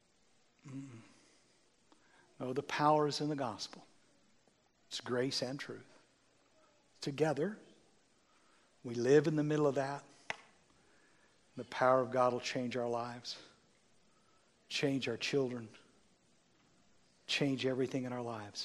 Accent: United States; I'm an American

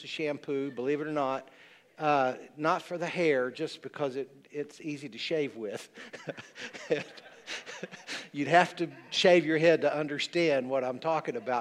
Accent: the South, United States; I'm a Southerner.

